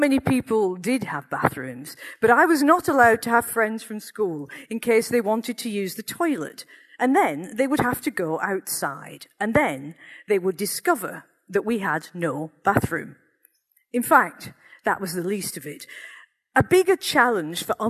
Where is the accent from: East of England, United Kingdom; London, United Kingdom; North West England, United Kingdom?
North West England, United Kingdom; Accrington; growing up in Accrington in the 1960s and 70s